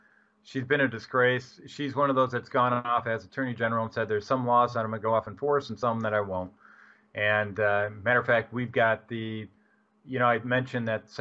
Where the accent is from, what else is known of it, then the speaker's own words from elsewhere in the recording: Dearborn, Michigan, United States; I was actually born in Dearborn, Michigan.